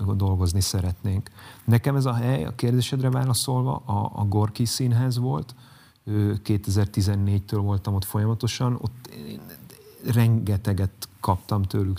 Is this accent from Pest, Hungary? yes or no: no; Zalaegerszeg, Zala, Hungary; moved away; Zalegerszegről jövök